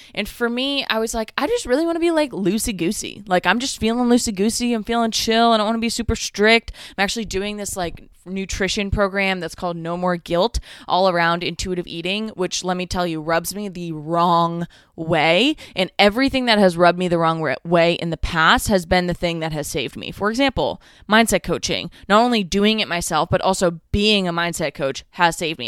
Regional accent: Northeast, United States; I'm from the Northeast.

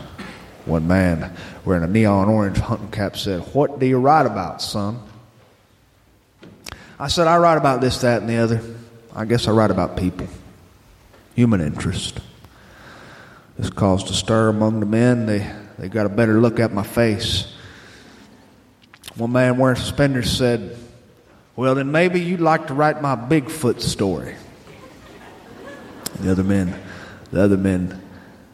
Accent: Northwest Florida, United States; also born or lived in Kansas; I started my life in Kansas as a boy. But we moved promptly before I'd gone through any rites of passage. And I grew up in Northwest Florida, a region of Northwest Florida that just touches Alabama

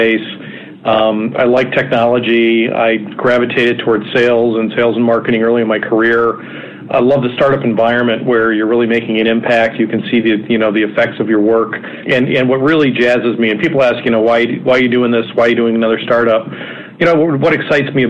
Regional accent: Wisconsin, United States; also born or lived in Minneapolis, Minnesota; now in Cleveland, United States; Originally, I grew up in Wisconsin, and then I lived in Minneapolis for 14 or 15 years

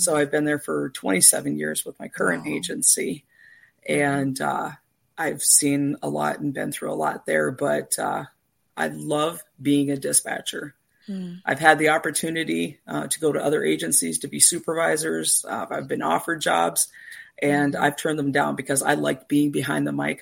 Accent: Canada; moved away as an adult; now in United States; I'm originally from Canada

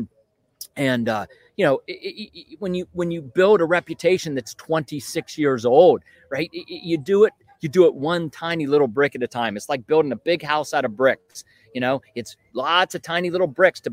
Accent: Western Pennsylvania, United States; moved away as an adult; also born or lived in Northern Virginia; I grew up in Western Pennsylvania

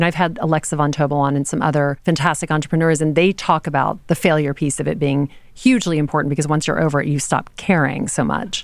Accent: Louisiana, United States; moved away; I grew up in Louisiana.

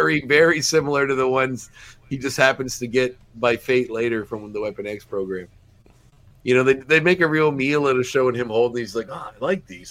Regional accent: Antigonish, Nova Scotia, Canada; moved away; I grew up in Antigonish

